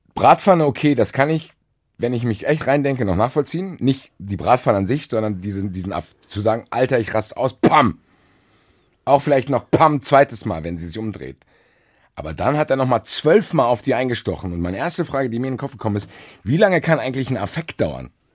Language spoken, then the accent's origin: German; Frankfurt, Hesse, Germany; ich bin Frankfurter